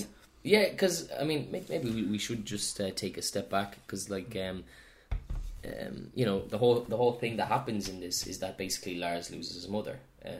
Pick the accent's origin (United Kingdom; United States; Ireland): Ireland